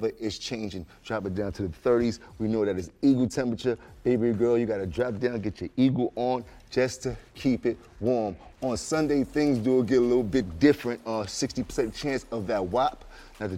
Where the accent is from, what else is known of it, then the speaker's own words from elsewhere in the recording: New York City, New York, United States; am a New York City kid. I'm from Harlem